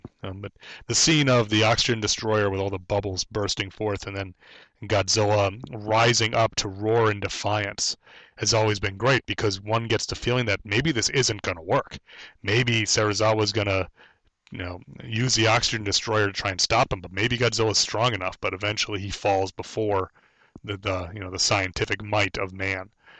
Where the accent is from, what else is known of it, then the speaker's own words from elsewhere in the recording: United States; as an American